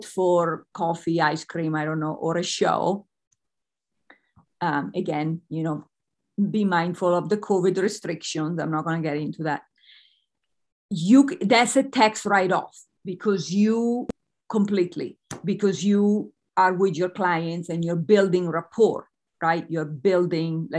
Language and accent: English; Italy; I'm Italian.